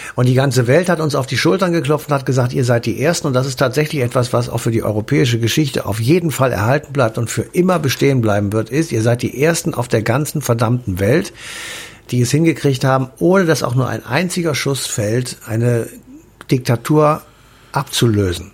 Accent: West Germany, Germany; als Wessi und überzeugter Wessi

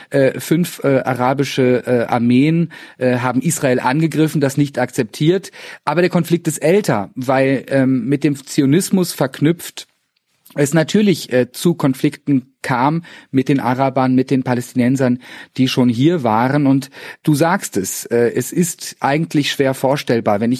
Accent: Cologne, North Rhine-Westphalia, Germany; in der Bäckerei auch erstmal, ich als Kölner, äh, ein paar Monate brauchte zu verstehen

